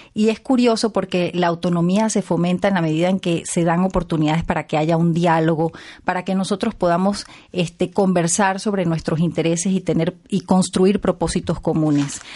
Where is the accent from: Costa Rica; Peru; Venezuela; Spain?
Venezuela; Yo soy venezolana